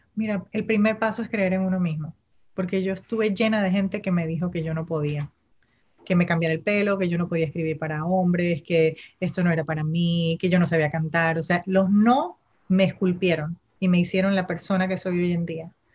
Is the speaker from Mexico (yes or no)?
no; Panama; first language Spanish; yo nací, crecí en Panamá y digamos que es mi primera lengua